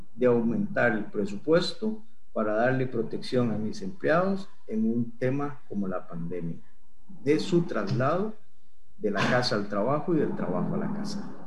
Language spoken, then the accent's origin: Spanish; Costa Rica; estando en Costa Rica